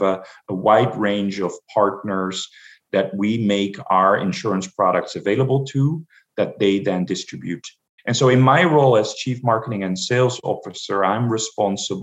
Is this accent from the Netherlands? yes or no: yes; Amsterdam, North Holland, Netherlands; moved away as an adult; now in United States; I'm originally from Amsterdam, the Netherlands.